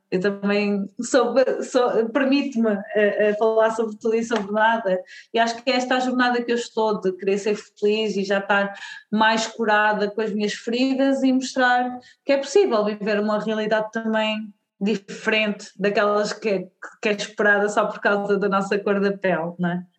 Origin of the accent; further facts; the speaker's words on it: Portugal; nasci em Portugal, sou uma mulher negra, uh, os meus pais são da Guiné-Bissau, uh, mas pronto, eu nasci aqui em Portugal